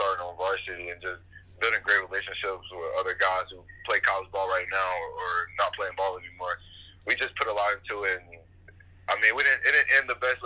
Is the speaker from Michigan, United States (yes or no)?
no; North Carolina, United States; just playing for my hometown. So I just wanted to stay home